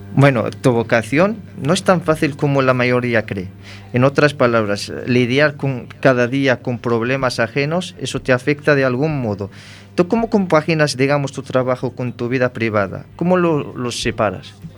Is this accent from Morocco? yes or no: yes; Morocco; moved away; siendo yo marroquí